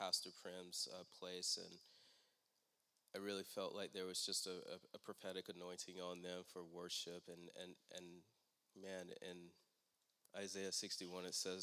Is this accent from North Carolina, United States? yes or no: yes; Raleigh, North Carolina, United States; I'm from Raleigh